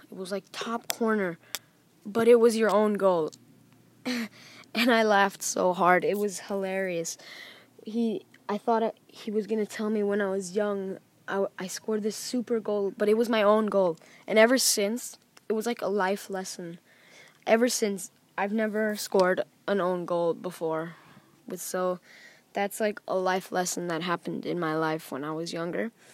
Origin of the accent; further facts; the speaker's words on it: Thailand; I was born in Thailand